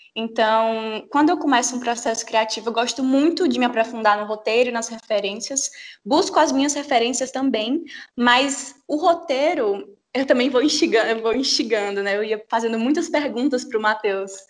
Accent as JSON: {"language": "Portuguese", "town": "Teresina", "region": "Piauí", "country": "Brazil", "said": "eu sou de Teresina, no Piauí"}